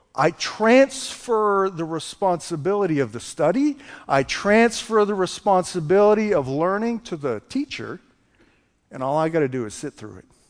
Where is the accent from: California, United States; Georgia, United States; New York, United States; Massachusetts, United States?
Massachusetts, United States; just south of Boston; now in Texas, United States; I'm from Boston, Massachusetts. Grew up just south of Boston